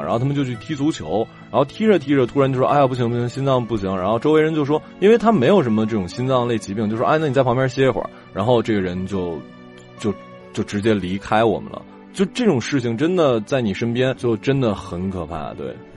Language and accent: Chinese; Northeast China, China; 对于我们东北人，尤其是吉林省或者，呃，黑龙江省